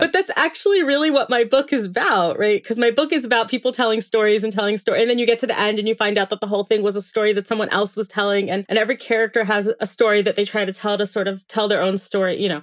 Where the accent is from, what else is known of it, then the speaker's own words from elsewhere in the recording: Miami Beach, Florida, United States; now in Israel; I was born in Miami Beach, Florida. That's where I'm originally from. And I did spend about half my life there.